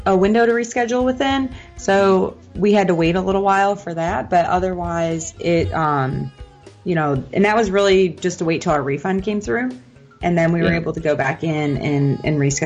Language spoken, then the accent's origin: English; Midwest, United States; now in Orlando, United States; So I'm originally from the Midwest.